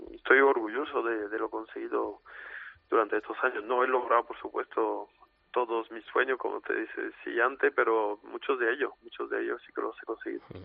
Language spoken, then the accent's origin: Spanish; Arles, Provence-Alpes-Côte d'Azur, France; la plaza de mi tierra, de mi ciudad